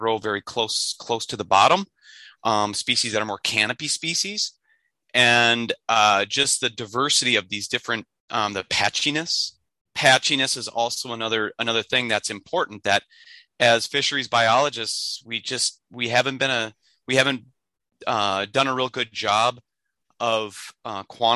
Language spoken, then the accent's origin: English; Minnesota, United States; also born or lived in Michigan; with the Forest Service in my home state of Minnesota on the Chippewa National Forest